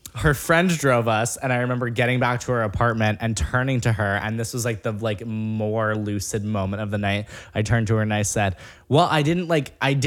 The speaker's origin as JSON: {"language": "English", "region": "Upstate New York", "country": "United States", "tie": "born or raised there", "also_born_or_lived": "Florida", "moved": "yes", "said": "Like born and raised. Not in the city. Upstate."}